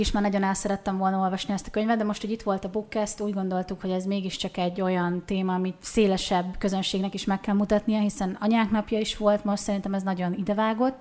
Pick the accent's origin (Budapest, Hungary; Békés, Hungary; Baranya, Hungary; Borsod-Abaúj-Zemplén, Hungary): Borsod-Abaúj-Zemplén, Hungary; moved away as an adult; now in Eger, Hungary; mi Borsodból mm. származunk. Nekünk azért Miskolc ott van a közelünkben, és ezért egy kicsit ilyen furcsa volt számunkra, hogy ugye Miskolc a gyermekkorunk, a fiatalkorunk egyik velős része